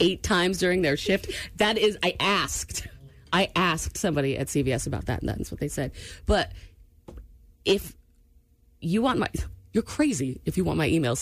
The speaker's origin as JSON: {"language": "English", "region": "New England", "country": "United States", "tie": "born or raised there", "said": "I'm from New England"}